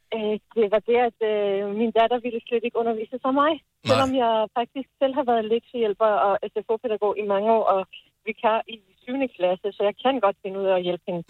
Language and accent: Danish; Iran; Danish is a second language; now in Denmark; jeg er født og opvokset i Iran